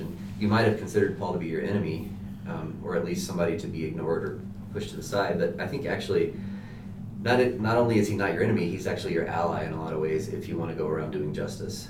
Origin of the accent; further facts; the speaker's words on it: Walnut Cove, North Carolina, United States; moved away as an adult; also born or lived in Colorado; now in Denver, United States; I am from North Carolina, a very, very small town in North Carolina, called Walnut Cove